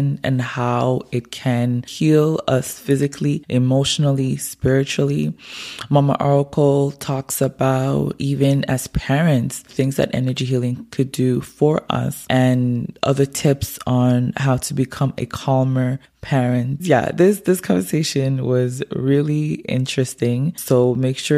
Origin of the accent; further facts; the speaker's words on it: Montreal, Quebec, Canada; moved away as an adult; now in Gatineau, Canada; I'm originally from Montreal. I grew up in Montreal, but I left there like almost 10 years now. And living in Gatineau.